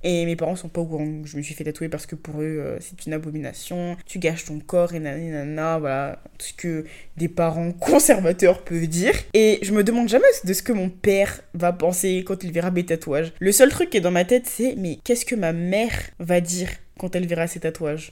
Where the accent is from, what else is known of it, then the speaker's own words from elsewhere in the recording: Abidjan, Côte d’Ivoire; dans le cercle d'où je viens, de là où j'ai grandi, dans l'école où je suis allée